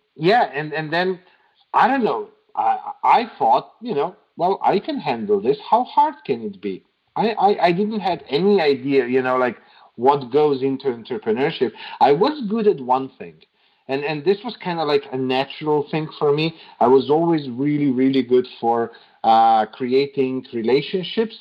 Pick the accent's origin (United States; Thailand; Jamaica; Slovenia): Slovenia; moved away as an adult; now in Serbia; I grew up in Slovenia and I lived in Slovenia most of my life. Uh, it was just three years ago that I moved to Serbia